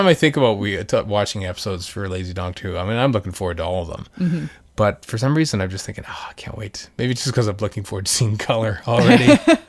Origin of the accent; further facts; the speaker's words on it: Canada; Probably because I'm Canadian.